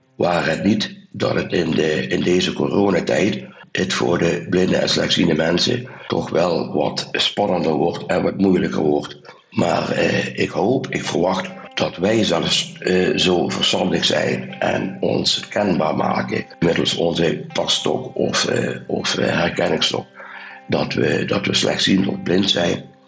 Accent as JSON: {"language": "Dutch", "region": "Limburg", "country": "Netherlands", "accent": "soft G", "said": "Maar jullie hadden er al mijn zachte G al gehoord. Eh. Ik kom uit Limburg"}